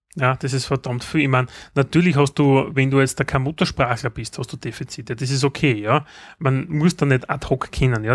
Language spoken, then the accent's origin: German; Austria; bei uns in Österreich